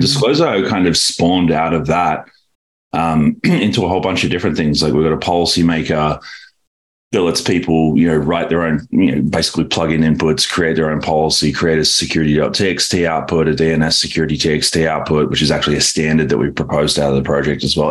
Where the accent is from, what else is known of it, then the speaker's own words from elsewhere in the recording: Australia; moved away as an adult; now in San Francisco, United States; born and raised in Australia